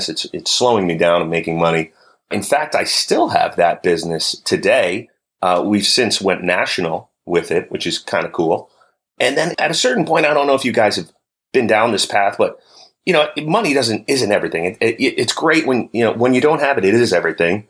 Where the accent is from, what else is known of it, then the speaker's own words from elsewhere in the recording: New Jersey, United States; growing up on the East Coast, you know, being a New Jersey kid, the winters were rough